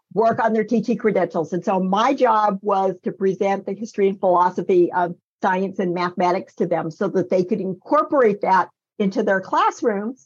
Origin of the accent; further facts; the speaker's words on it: Northern California, United States; when I was a kid growing up in Northern California